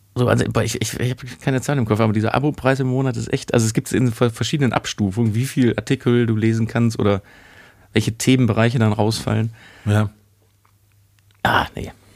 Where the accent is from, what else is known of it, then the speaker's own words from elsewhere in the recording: Germany; bei uns in Deutschland